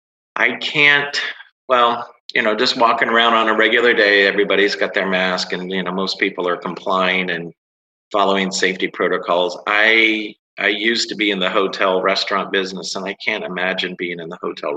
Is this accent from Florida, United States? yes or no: yes; West Palm Beach, Florida, United States; West Palm Beach, Florida.